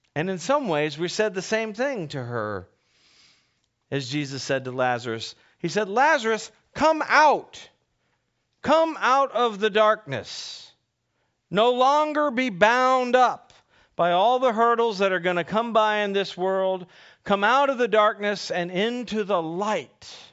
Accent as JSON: {"language": "English", "region": "Northern Virginia", "country": "United States", "tie": "born or raised there", "said": "I grew up in Northern Virginia"}